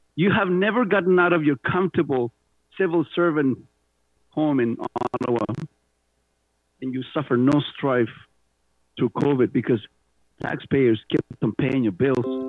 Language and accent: English; Chile; accent: Spanish; first language Spanish; English is a second language; moved away as an adult; also born or lived in Canada; now in Mississauga, Canada; growing up in Pinochet, Chile